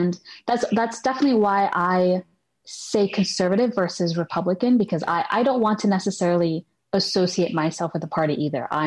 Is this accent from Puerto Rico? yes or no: yes; Puerto Rico; when anyone asks normally i would just say oh i'm puerto rican mm. and once i got involved i started saying puerto rican american